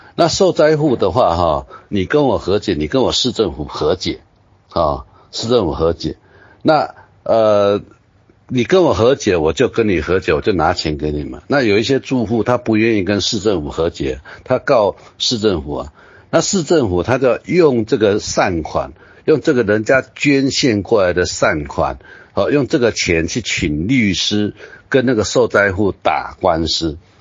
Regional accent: Taiwan; 大大陆人叫做傻逼的，那我我们台湾人是叫这种人叫做好呆

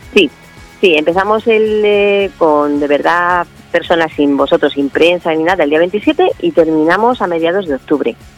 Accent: Valdemoro, Community of Madrid, Spain; also born or lived in Alcorcón; yo soy de Valdemoro

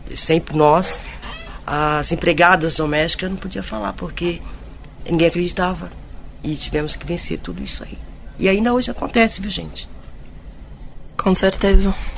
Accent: Minas Gerais, Brazil; venho de Minas

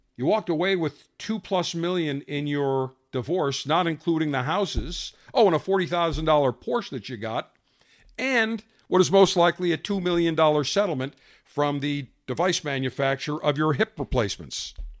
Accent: Buffalo, New York, United States; my hometown of Buffalo, New York

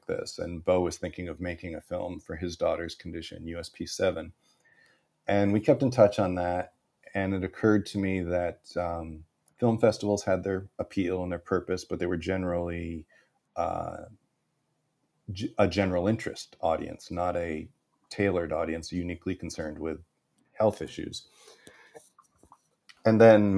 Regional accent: Ballston Spa, upstate New York, United States; moved away as an adult; also born or lived in Hollywood; I returned back to my hometown in upstate New York and took a look around this beautiful little town of Balsam Spa, New York

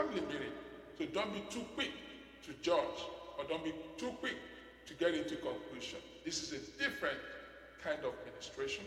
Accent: Nigeria; I'm a citizen of heaven, made in heaven, assembled in Nigeria, and dispatched to my generation

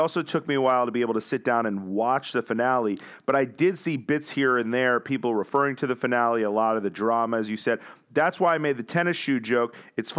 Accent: New Zealand; All right, but you didn't come for me, even though I came all the way from New Zealand.

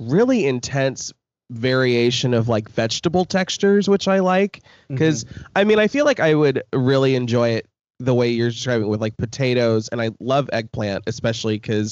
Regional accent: Nebraska, United States; moved away; also born or lived in Chicago; growing up in the Midwest

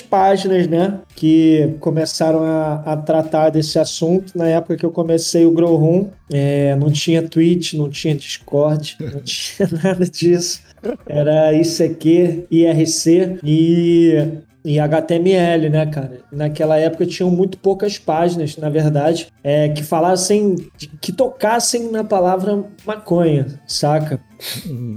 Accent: Rio de Janeiro, Brazil; moved away as an adult; now in Germany; eu morava no Rio, né? Ah, eu sou carioca

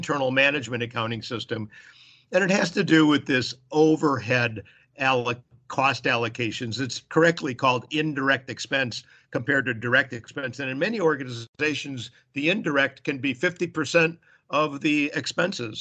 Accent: Chicago, Illinois, United States; I was raised in Chicago

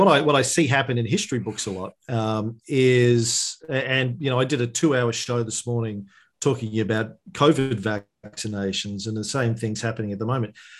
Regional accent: Bundaberg, Queensland, Australia; growing up in Bundaberg in country Queensland

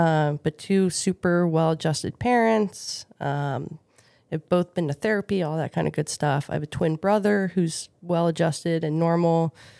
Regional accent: outside of Philadelphia, Pennsylvania, United States; I grew up outside of Philly, in a really nice suburb, two parents.

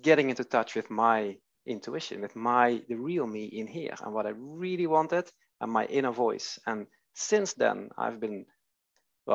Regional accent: Netherlands; now in Sweden; I'm Dutch. I'm from Holland, and I'm living in Sweden.

